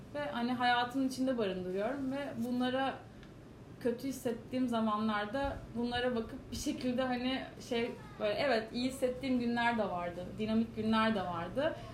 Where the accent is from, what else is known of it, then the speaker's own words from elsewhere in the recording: Istanbul, Turkey; also born or lived in New York / London; Kadıköy çocuğum yani